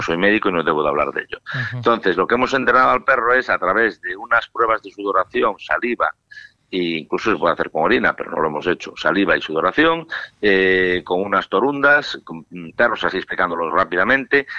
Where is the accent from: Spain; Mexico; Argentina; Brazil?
Spain; Galicia; con mi tierra no se mete ni Dios. si hablo yo mal de ella, hablo yo porque soy gallego